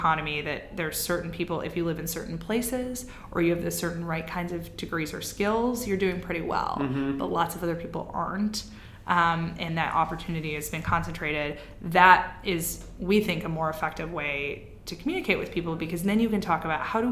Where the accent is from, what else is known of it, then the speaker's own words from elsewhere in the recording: Midwest, United States; I'm from the Midwest